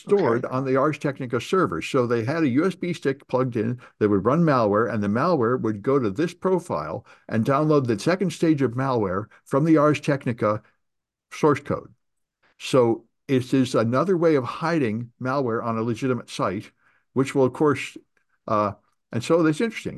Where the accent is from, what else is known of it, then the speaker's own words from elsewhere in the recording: California, United States; I'm from California